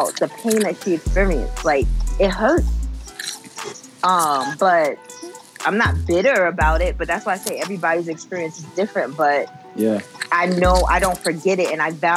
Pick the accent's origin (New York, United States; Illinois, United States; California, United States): New York, United States; now in Bermuda; I am from New York, mm-hmm. But my family's from the South